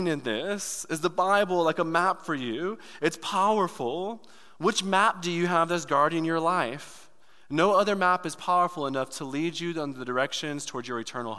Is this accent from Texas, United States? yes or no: no; Detroit, Michigan, United States; moved away; I'm from Detroit. Like the hood